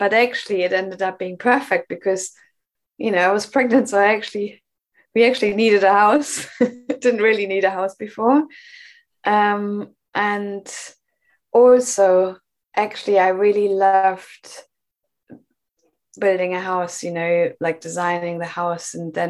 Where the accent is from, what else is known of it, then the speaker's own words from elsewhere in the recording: Germany; English is a second language; now in Bristol, United Kingdom; I came to the UK from Germany a long time ago, and I moved to Bristol and built a home in a community.